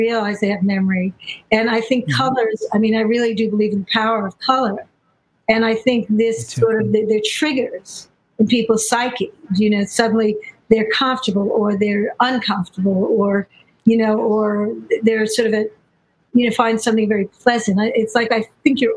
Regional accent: New York, United States; I am from New York, and actually now I live in the West Village

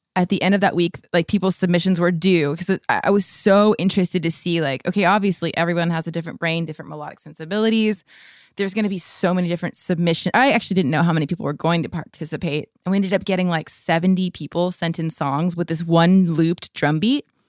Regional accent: La Habra, California, United States; I grew up in La Habra, Fullerton area

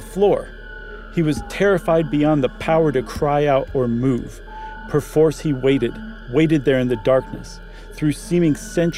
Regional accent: Ohio, United States; I grew up in Ohio

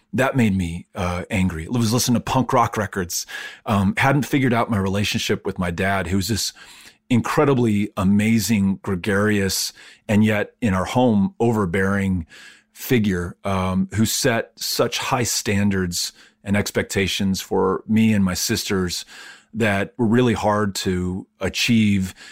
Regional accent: El Paso, Texas, United States; also born or lived in Virginia; growing up in El Paso

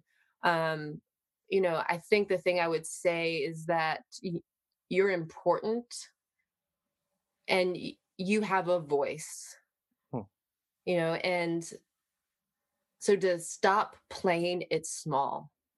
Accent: Baltimore, Maryland, United States; I'm originally from Baltimore, Maryland

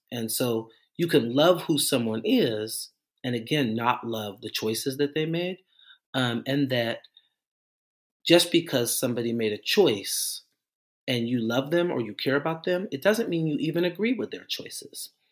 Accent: Portland, United States; I'm from Portland

